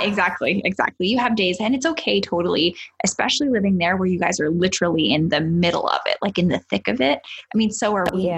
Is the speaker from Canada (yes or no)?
yes; Canada; as a Canadian